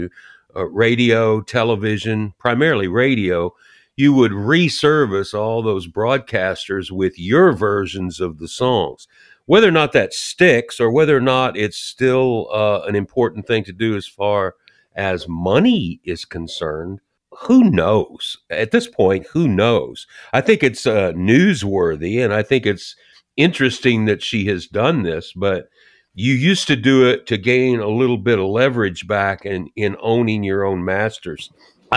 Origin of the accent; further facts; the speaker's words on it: Jeffersonville, Indiana, United States; moved away; That's my home state, you know. I'm from Indiana. I'm a Hoosier